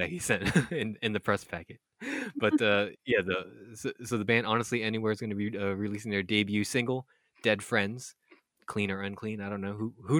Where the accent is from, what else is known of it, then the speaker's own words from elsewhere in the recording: Philippines; born there; I was born in the Philippines